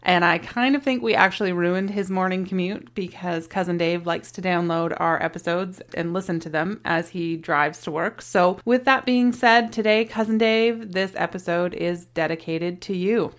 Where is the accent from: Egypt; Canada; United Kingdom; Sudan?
Canada; We are a Canadian family of four